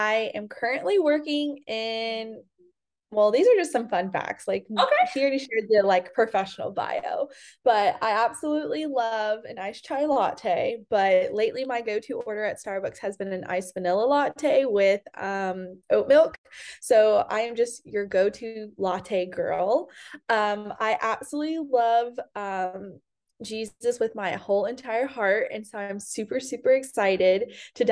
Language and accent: English; Fayetteville, North Carolina, United States; moved away as an adult; also born or lived in Raleigh, North Carolina / Charlotte, North Carolina; now in Nashville, United States; I'm originally from Fayetteville, North Carolina. I grew up there. I was born and raised there